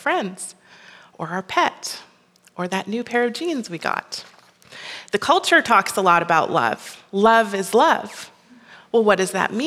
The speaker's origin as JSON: {"language": "English", "region": "Minnesota", "country": "United States", "tie": "born or raised there", "also_born_or_lived": "Colorado", "moved": "as an adult", "lives_now": "Red Deer, Canada", "said": "I am originally from the States. I grew up in Minnesota"}